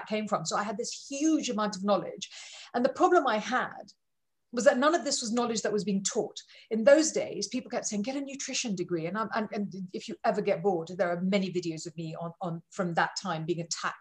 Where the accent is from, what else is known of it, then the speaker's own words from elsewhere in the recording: India; I'm Indian.